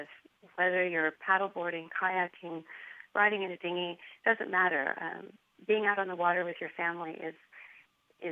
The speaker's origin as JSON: {"language": "English", "region": "California", "country": "United States", "tie": "born or raised there", "said": "I grew up in California sailing with my parents."}